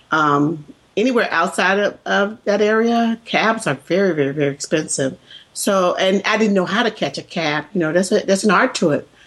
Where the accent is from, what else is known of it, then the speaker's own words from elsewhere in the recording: the South, United States; accent: Southern; I spend most of my life trying to get rid of my Southern accent.